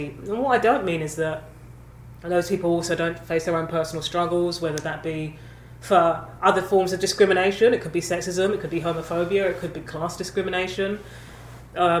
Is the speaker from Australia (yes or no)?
no; London, United Kingdom; I grew up in London, hugely multicultural